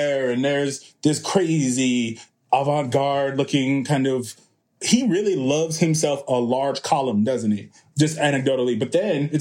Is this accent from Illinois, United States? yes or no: yes; Chicago, Illinois, United States; I am from Chicago